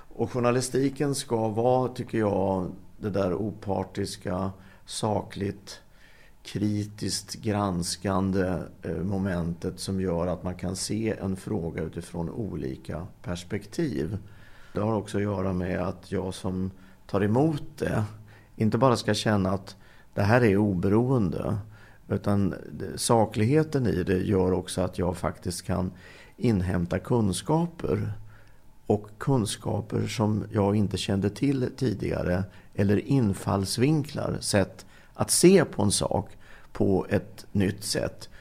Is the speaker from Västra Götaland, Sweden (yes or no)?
no; Linköping, Östergötland, Sweden; där jag växte upp, Linköping